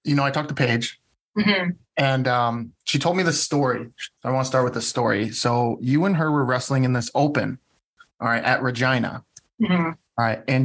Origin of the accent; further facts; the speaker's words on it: Monona, United States; I grew up in Monona